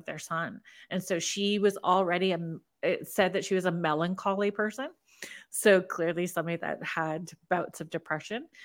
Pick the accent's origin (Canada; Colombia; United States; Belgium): Canada; as a Canadian